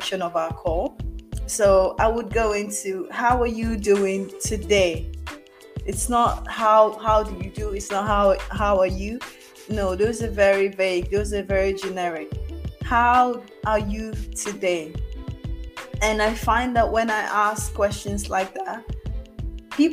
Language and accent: English; Nigeria; also born or lived in Mauritius; I'm Nigerian